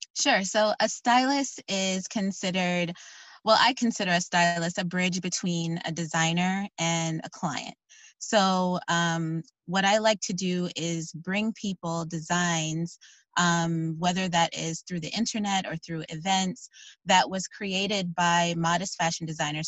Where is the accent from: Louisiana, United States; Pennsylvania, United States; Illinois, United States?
Illinois, United States; Chicago; moved away as an adult; now in Virginia, United States; I am originally from Chicago, actually.